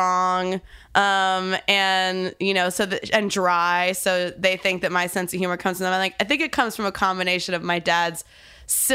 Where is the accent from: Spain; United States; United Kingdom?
United States; Tulsa, Oklahoma; moved away; I grew up in Tulsa, Oklahoma, so it was the more liberal part of Oklahoma